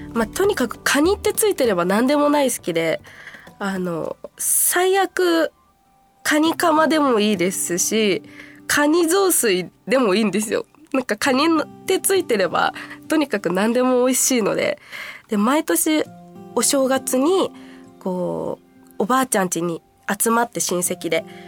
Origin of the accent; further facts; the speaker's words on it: Kansai, Japan; 関西出身なのでやっぱちっちゃい頃からたこ焼きを見て食べて育ってきた